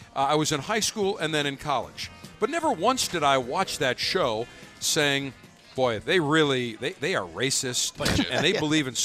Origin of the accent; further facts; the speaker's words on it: Buffalo, New York, United States; moved away as an adult; also born or lived in Baltimore; now in Tampa, United States; I am a Yankee. I was born in Buffalo, the crumbling Empire State of New York.